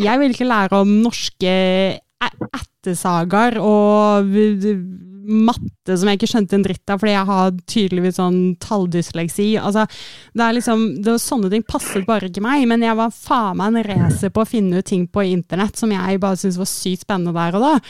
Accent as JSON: {"language": "Norwegian", "region": "Oslo", "country": "Norway", "tie": "born or raised there"}